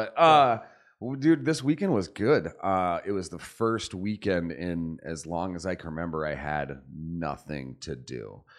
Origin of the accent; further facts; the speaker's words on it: Arizona, United States; also born or lived in California; I was born in California, grew up in Arizona.